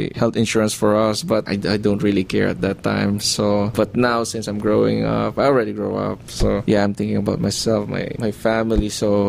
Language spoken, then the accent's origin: English; Philippines; moved away as an adult; now in United States; I was born in the Philippines. I came here. That's 2008, so I've been here for 5 years.